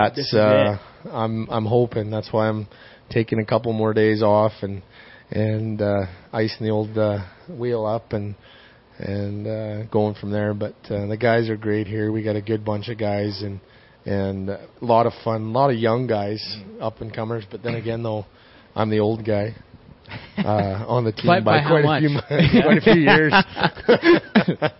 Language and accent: English; 2 hours from Saskatoon, Saskatchewan, Canada; we're 2 hours from Saskatoon